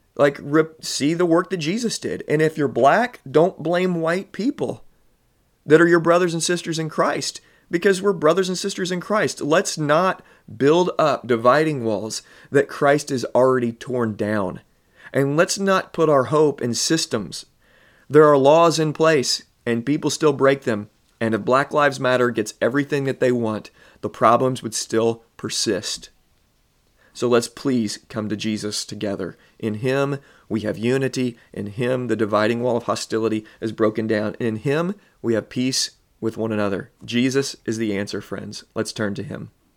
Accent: Southern Illinois, United States; I'm born and raised in Southern Illinois

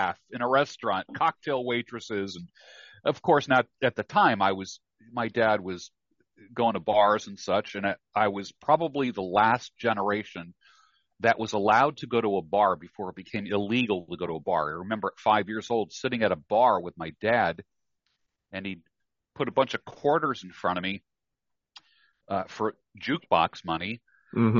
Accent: New York, United States; I grew up in New York.

